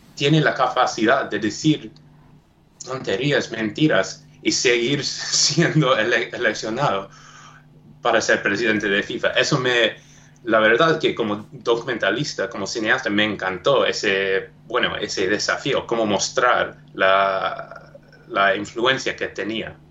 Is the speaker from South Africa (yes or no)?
yes; South Africa; Spanish is a second language; yo nací en Sudáfrica.